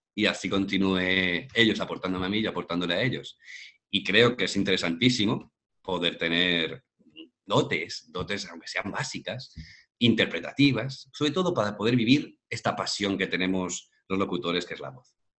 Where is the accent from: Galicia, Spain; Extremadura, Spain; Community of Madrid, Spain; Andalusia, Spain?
Community of Madrid, Spain; Madrid; now in Málaga, Spain; yo soy de Madrid, pero ahora mismo estoy en Málaga, en el sur de España